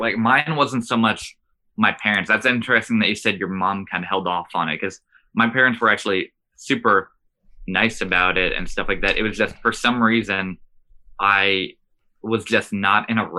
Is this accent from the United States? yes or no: yes; Bethlehem, Pennsylvania, United States; moved away as an adult; also born or lived in Delaware County, Pennsylvania; Yeah, so I'm from Bethlehem, Allentown, Lehigh Valley area, that's about an hour and a half north of Philadelphia. It's interesting because it's like a small city, but we have like our own hardcore scene and history and stuff like that.